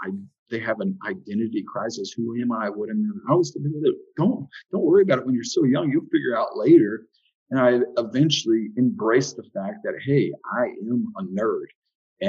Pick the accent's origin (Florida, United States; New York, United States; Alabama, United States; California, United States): Florida, United States; Southwest; also born or lived in Dayton, Ohio; came down to sunny Southwest Florida when I was about 4 years old and grew up here as a child